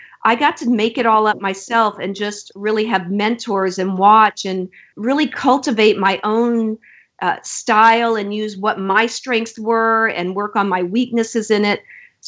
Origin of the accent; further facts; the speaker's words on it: Florida, United States; And I came from Florida on a swimming scholarship.